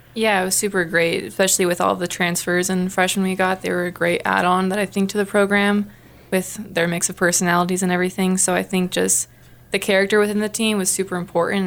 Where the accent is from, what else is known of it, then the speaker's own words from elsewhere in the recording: Riverside, California, United States; moved away as an adult; now in Missoula, United States; I'm from Riverside, California